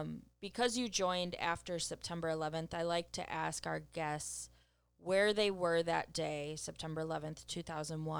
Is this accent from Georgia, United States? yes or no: no; Wisconsin, United States; I'm from Wisconsin